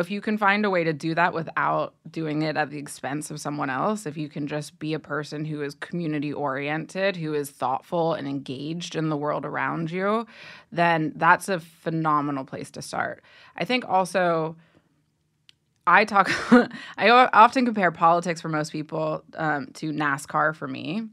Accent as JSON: {"language": "English", "region": "Ohio", "country": "United States", "tie": "born or raised there", "said": "I grew up in Ohio"}